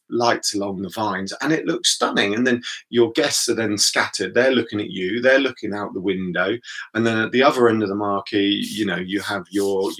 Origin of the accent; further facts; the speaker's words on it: United Kingdom; built into us as British people